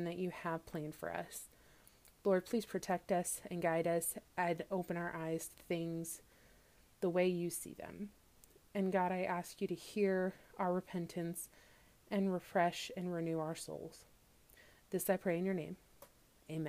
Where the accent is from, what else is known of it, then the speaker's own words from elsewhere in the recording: Missouri, United States; I grew up in Missouri, in the middle of the U.S.